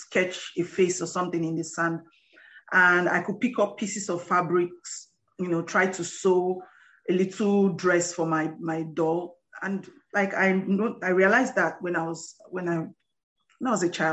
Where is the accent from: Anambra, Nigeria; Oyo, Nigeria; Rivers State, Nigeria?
Rivers State, Nigeria; I'm from Nigeria, River State, Nigeria, based in Port Harcourt, precisely.